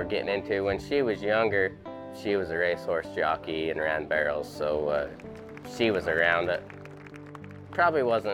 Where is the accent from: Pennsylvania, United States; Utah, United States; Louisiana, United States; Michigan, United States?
Utah, United States; Benjamin; also born or lived in Payson, Utah; I'm 28 years old, and I'm from Payson, Utah.